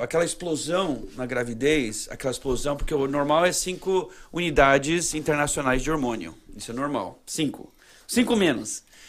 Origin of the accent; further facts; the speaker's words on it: Brazil; now in United States; eu, com vim do Brasil, para uma família mormon